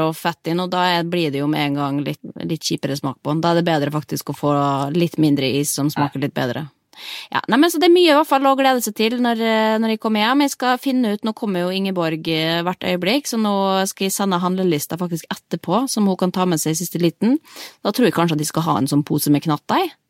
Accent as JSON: {"language": "Norwegian", "country": "Norway", "said": "vi er jo nordmenn"}